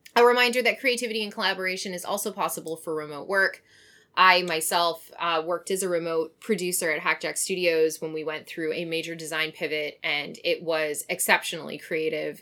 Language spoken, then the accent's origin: English; Canada; moved away